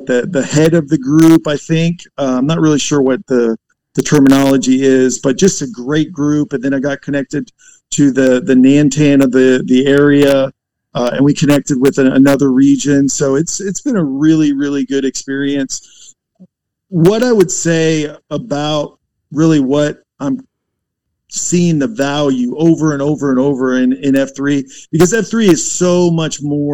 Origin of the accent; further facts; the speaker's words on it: Florida, United States; also born or lived in Virginia / Tennessee; now in North Carolina, United States; technically I was born in Virginia, but I don't claim that as home because I spent most of my life in Florida on the beaches and hiding from hurricanes.